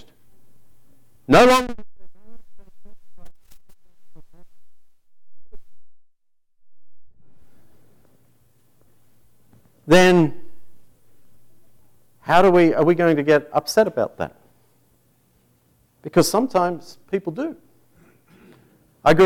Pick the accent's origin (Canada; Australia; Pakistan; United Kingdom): Australia; Tasmania; moved away; my home state of Tasmania